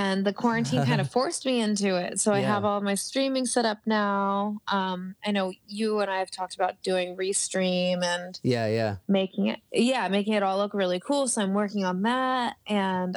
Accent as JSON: {"language": "English", "town": "Baltimore", "region": "Maryland", "country": "United States", "moved": "yes", "said": "I'm from Maryland, and I have a lot of connections on the East Coast"}